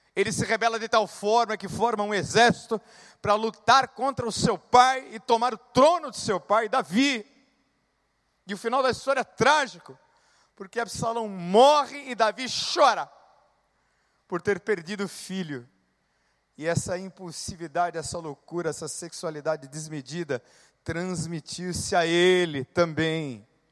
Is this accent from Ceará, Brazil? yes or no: no; São Paulo, Brazil; eu nasci no dia 21 de março de 1971, sou natural de São Paulo